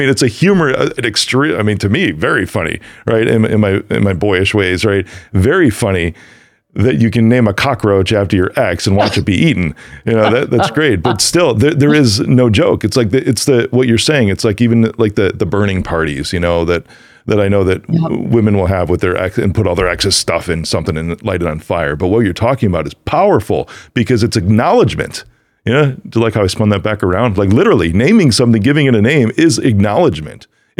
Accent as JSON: {"language": "English", "town": "Chicago", "region": "Illinois", "country": "United States", "said": "a lot of people cannot tell I'm from Chicago because I worked very hard hearing my family talk that way"}